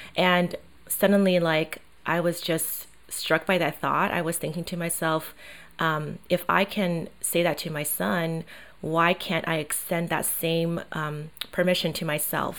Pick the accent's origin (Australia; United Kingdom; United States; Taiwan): Taiwan; moved away; I grew up in Asia, in Taiwan